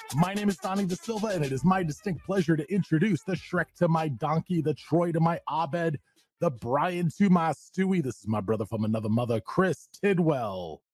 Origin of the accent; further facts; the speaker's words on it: Canada; we're up in Canada. I am Canadian